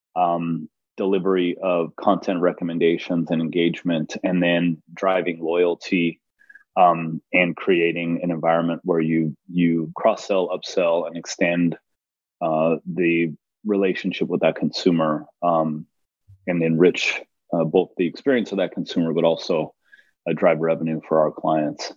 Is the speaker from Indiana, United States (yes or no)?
no; Los Angeles, California, United States; I am from Los Angeles